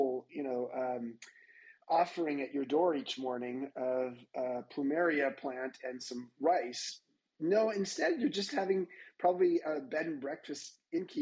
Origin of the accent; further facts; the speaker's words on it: Long Beach, California, United States; also born or lived in Orange County, California; I grew up in Long Beach.